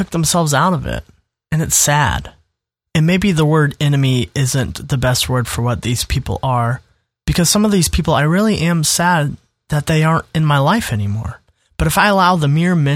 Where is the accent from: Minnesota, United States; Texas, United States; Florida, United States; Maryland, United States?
Minnesota, United States; now in Indiana, United States; my now home state, which is Indiana, but my former home state, Minnesota